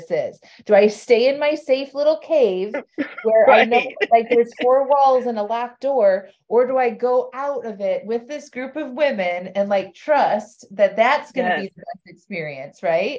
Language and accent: English; Chapel Hill, North Carolina, United States; here in my hometown of Chapel Hill